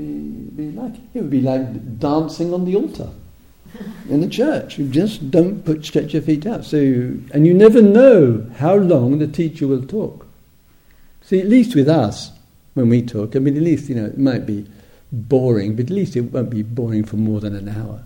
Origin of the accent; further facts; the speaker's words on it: England, United Kingdom; moved away as an adult; also born or lived in Thailand; being English and totally lazy in terms of learning a foreign language, I'm English.